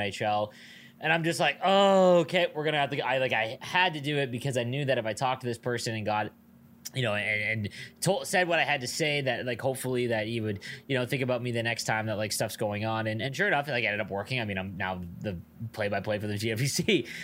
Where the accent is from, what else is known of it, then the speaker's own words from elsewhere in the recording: Niagara Falls, Ontario, Canada; I grew up in Niagara Falls, we have the biggest casino in Canada here.